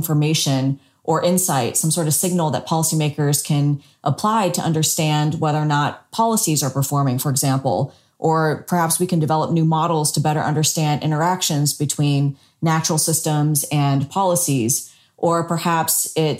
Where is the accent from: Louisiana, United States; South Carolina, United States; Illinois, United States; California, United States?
South Carolina, United States; now in Singapore; since I was a small child growing up in South Carolina